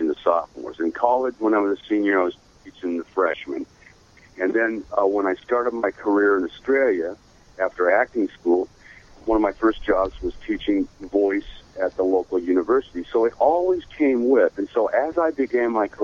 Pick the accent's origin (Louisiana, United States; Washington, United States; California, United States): Washington, United States; Seattle; moved away; also born or lived in Idaho / Los Angeles; I have a ranch in Idaho, and I grew up in Seattle